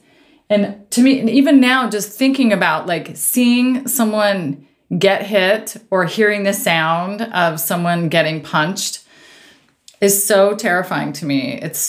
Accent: Eastern Washington, United States; also born or lived in Tri-Cities, Washington / Bellevue, Washington; So I moved from Eastern Washington to Bellevue. So from my mom's house to my dad and stepmom's house.

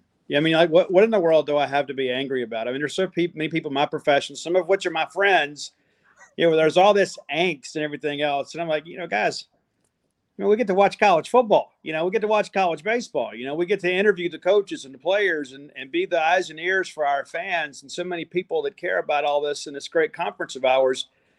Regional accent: the South, United States; We're from the South, you know, so we're okay with the two name child

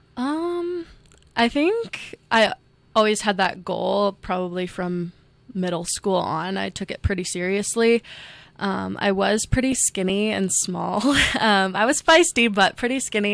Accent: Ames, Iowa, United States; now in Rapid City, United States; I grew up in Ames, Iowa, um, with my parents and two older brothers

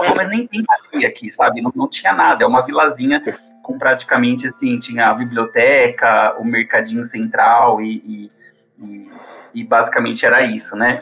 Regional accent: São Paulo, Brazil; moved away as an adult; now in Campo Grande, Brazil; eu sou originalmente de São Paulo, mas eu vim aqui para Campo Grande, no Mato Grosso do Sul

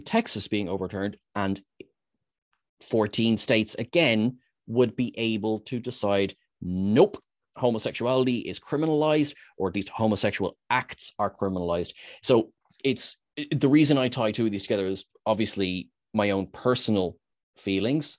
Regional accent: Ireland; we're Irish

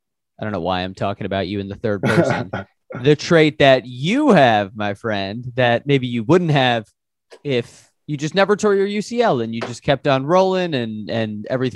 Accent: Chicago, Illinois, United States; I'm from Chicago, where right now it's like negative 10.

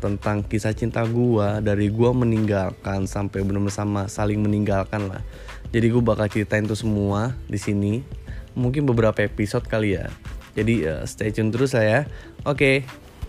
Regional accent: Jakarta, Indonesia; gua anak Jakarta

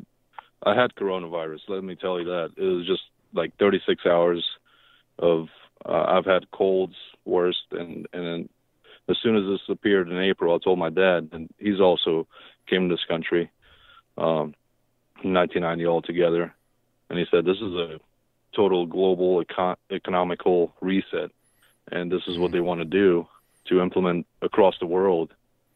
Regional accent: Romania; now in Virginia, United States; I'm immigrant from Romania. Been in this country since 1990

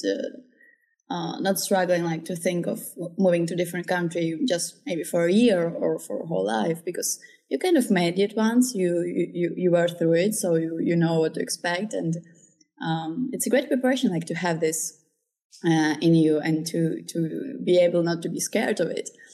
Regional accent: Czechia; also born or lived in Ukraine; I was born in Ukraine. I have some Kazakh roots too, but I basically grew up here in Czech Republic for most of my life

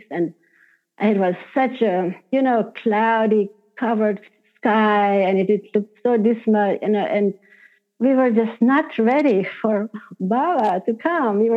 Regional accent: Hungary; first language Hungarian; English is a second language; because my language is Hungarian, my mother tongue.

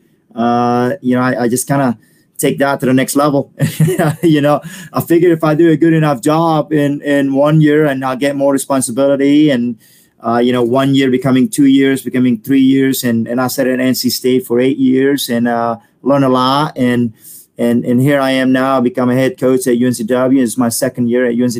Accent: Bali, Indonesia; English is a second language; moved away; also born or lived in Perth, Australia; I'm from Bali, and then I live in Australia for about a year and a half.

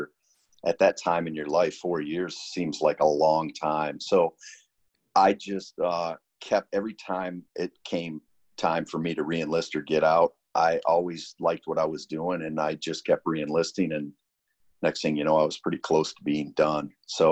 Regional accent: Saginaw, Michigan, United States; moved away; I grew up in Saginaw, Michigan

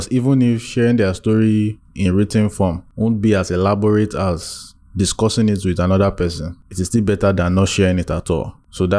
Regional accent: Maiduguri, Borno, Nigeria; I was born and raised in Borno, Maiduguri, but my family and I moved there because of the rise of the Boko Haram crisis at that time.

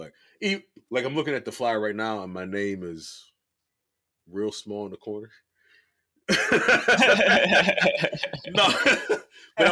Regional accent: Pittsburgh, Pennsylvania, United States; I'm from Pittsburgh.

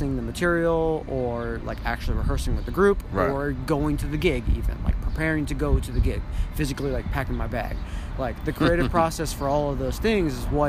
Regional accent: Gilroy, California, United States; moved away; I'm originally from Gilroy, California

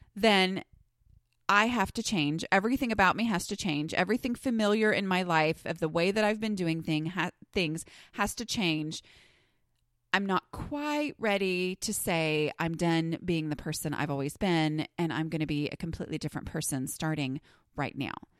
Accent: Southern, United States; accent: Southern; my Southern accent increases significantly

